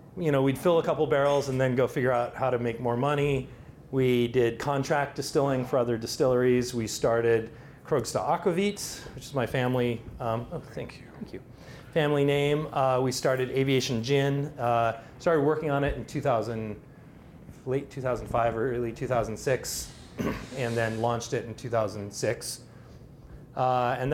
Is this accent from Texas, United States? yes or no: no; Seattle, Washington, United States; I grew up in Seattle